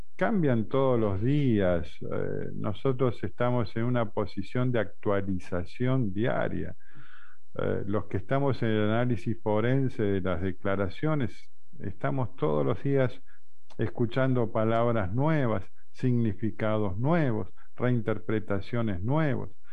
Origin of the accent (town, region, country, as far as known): Argentina